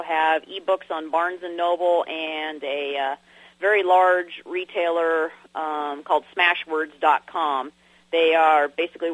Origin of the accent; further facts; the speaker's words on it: San Diego, California, United States; moved away as an adult; also born or lived in Arkansas; now in Kentucky, United States; I was born in San Diego, California